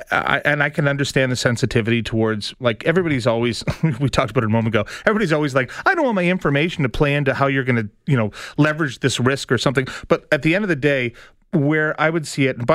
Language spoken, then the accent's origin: English; Scarborough, Ontario, Canada; I grew up in Scarborough.